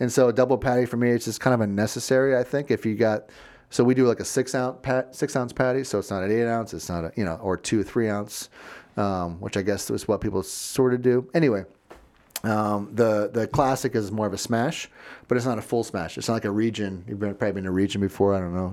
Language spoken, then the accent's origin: English; Florida, United States; also born or lived in Virginia; now in Chicago, United States; growing up in Florida